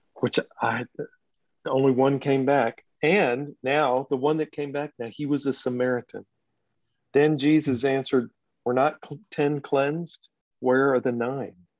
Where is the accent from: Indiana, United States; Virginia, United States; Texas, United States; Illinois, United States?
Texas, United States; now in Nashville, United States; I grew up in Texas